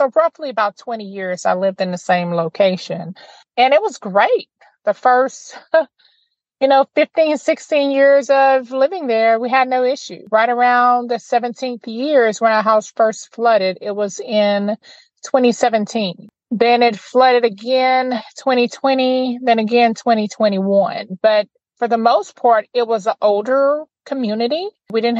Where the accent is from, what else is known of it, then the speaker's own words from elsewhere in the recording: Opelousas, Louisiana, United States; now in Lake Charles, United States; I'm originally from Opelousas